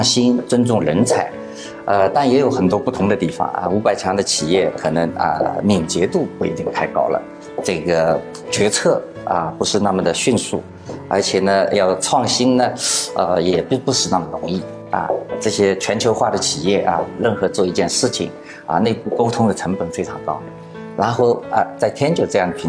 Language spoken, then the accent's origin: Chinese; Suzhou, Jiangsu, China; moved away as an adult; also born or lived in Shanghai / Shenzhen; 我苏州人，